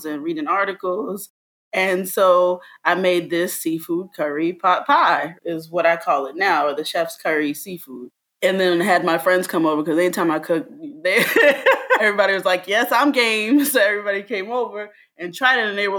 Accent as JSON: {"language": "English", "town": "Fort Lauderdale", "region": "Florida", "country": "United States", "tie": "born or raised there", "also_born_or_lived": "Miami / Jamaica (family origin)", "moved": "yes", "lives_now": "New York, United States", "said": "I am originally from South Florida. I grew up in Fort Lauderdale and Miami."}